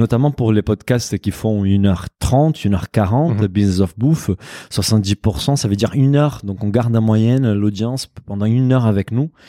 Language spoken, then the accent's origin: French; Brazil; moved away; also born or lived in Japan; je suis brésilien comme tout le monde le sait, d'origine portugaise